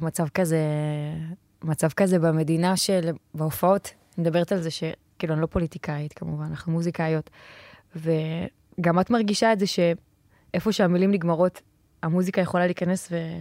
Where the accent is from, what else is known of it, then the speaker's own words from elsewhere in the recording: Ashdod, Southern District, Israel; אני מגיעה מאשדוד